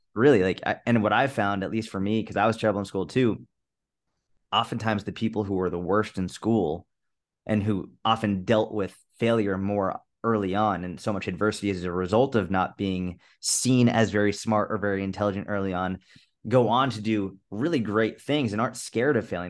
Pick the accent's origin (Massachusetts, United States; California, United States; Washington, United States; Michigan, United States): Massachusetts, United States; I grew up in Massachusetts